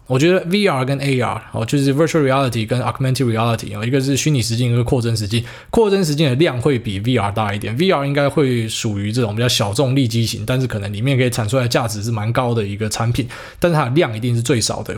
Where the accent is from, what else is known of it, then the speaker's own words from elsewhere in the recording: Taiwan; 我们台湾人